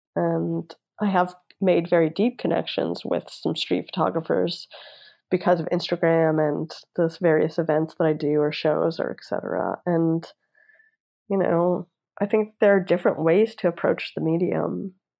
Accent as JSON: {"language": "English", "town": "Toronto", "region": "Ontario", "country": "Canada", "tie": "born or raised there", "moved": "yes", "lives_now": "Los Angeles, United States", "said": "sometimes i'll go home to toronto and like there's my whole neighborhood that I grew up in Vaughan in North York"}